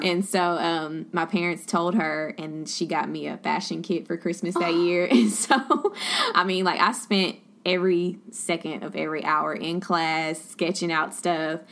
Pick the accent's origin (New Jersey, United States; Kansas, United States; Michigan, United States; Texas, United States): Texas, United States; Beaumont; also born or lived in Baton Rouge, Louisiana / Dallas, Texas; I'm from Beaumont, born and raised